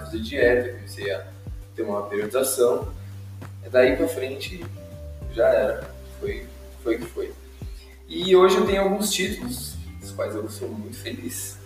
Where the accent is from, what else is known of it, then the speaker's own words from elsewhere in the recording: Indaiatuba, São Paulo, Brazil; quando eu mudei de São Paulo para Indaiatuba